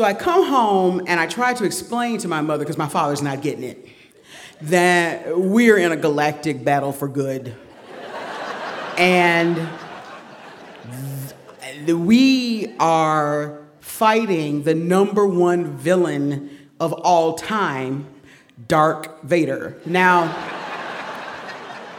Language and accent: English; Detroit, Michigan, United States; also born or lived in Macon, Georgia; I was born in Macon, Georgia, and raised in Detroit. So I have this weird combination of Southern and Midwestern